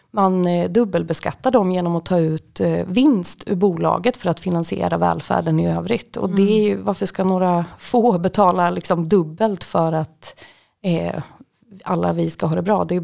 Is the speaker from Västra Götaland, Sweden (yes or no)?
no; Västmanland, Sweden; det ligger då också utanför Västerås som är väldigt nära där jag kommer ifrån.